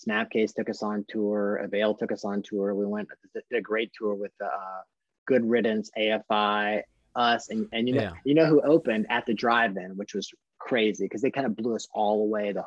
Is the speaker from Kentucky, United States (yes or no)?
yes; Kentucky, United States; also born or lived in Louisville / Colorado; we're from Kentucky